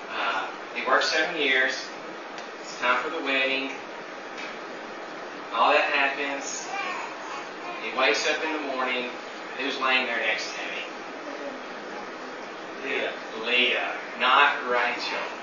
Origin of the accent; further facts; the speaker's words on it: Tennessee, United States; moved away; I'm from Tennessee